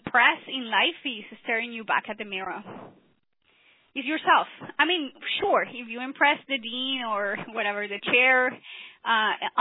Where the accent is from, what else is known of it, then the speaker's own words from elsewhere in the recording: Colombia; moved away as an adult; I came from Colombia, South America